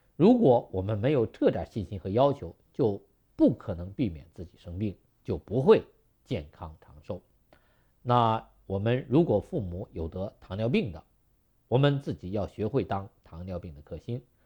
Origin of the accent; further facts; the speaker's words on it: China; 我们中国人过去没有那么多的肉和油